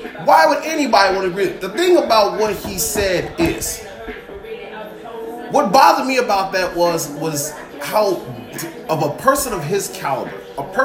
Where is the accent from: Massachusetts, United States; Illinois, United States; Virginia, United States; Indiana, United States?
Illinois, United States; Chicago; I was born and raised in Chicago.